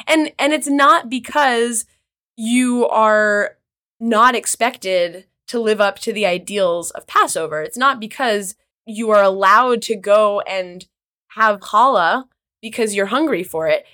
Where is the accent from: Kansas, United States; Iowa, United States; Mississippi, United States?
Kansas, United States; also born or lived in Israel / North Carolina; now in New York, United States; I'm from the Midwest. I'm from Kansas originally